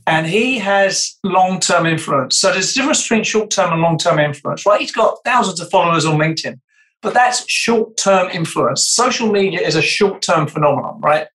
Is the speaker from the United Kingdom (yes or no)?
yes; United Kingdom; accent: British; my British accent